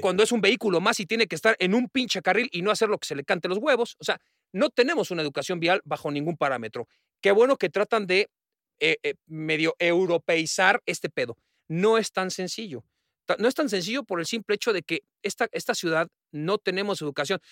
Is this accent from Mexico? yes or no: yes; Mexico City, Mexico; cómo somos los del DF, ¿no? Los que vivimos en la Ciudad de México